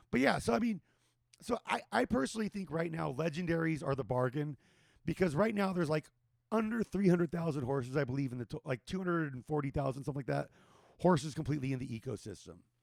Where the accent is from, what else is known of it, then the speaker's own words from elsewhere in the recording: Whittier, California, United States; moved away; in Whittier, where I grew up